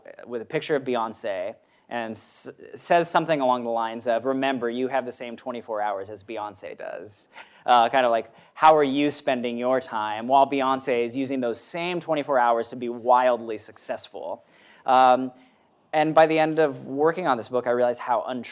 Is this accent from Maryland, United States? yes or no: yes; Maryland, United States; moved away; I was in my hometown in Maryland